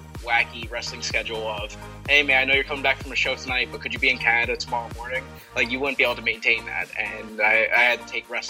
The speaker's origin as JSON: {"language": "English", "town": "Atlantic City", "region": "New Jersey", "country": "United States", "said": "I'm from Atlantic City, so I'm right on the shore."}